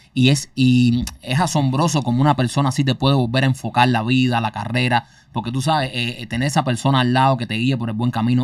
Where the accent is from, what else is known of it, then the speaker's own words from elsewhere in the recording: Cuba; moved away; nosotros tres nacimos ahí